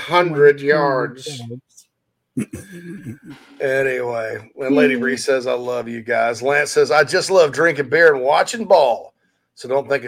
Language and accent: English; Spartanburg, South Carolina, United States; Right there in my hometown of Spartanburg, Daniel Morgan Avenue.